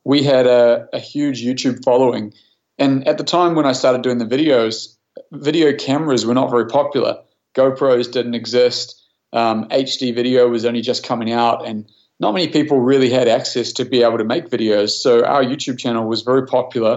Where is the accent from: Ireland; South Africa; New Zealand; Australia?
New Zealand; moved away as an adult; now in Canada; I grew up in New Zealand, which is why I have this different accent.